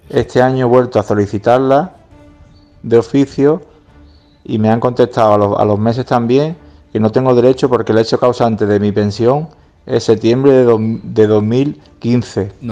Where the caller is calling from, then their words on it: Málaga, Andalusia, Spain; de Málaga.